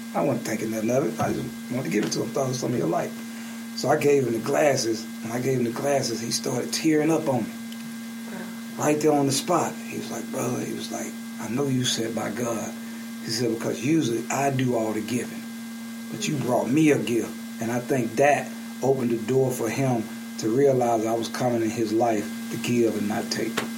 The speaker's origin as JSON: {"language": "English", "town": "Birmingham", "region": "Alabama", "country": "United States", "also_born_or_lived": "South Carolina", "moved": "as an adult", "lives_now": "Atlanta, United States", "said": "I'm from Birmingham"}